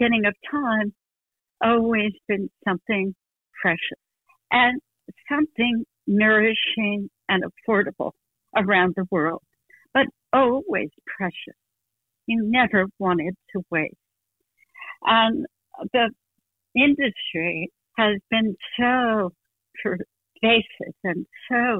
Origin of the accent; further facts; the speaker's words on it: New Jersey, United States; moved away; I grew up in New Jersey in the 50s